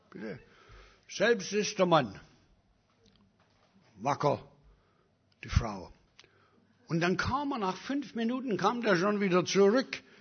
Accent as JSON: {"language": "German", "country": "Canada", "lives_now": "Germany", "said": "Und ich habe ihm gesagt, ich bin aus Kanada, ich verdiene bessere Behandlung."}